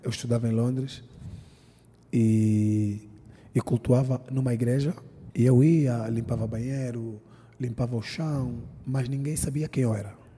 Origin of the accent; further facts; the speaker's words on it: Angola; also born or lived in London; now in Lisbon, Portugal; Todo mundo sabe que eu sou angolano, vivo em Portugal